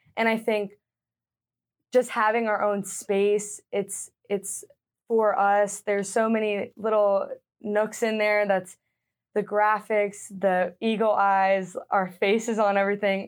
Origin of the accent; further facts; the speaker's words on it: Leonardtown, Maryland, United States; moved away; I am from Leonardtown, like you said, a small town in Maryland. I grew up playing all different sports.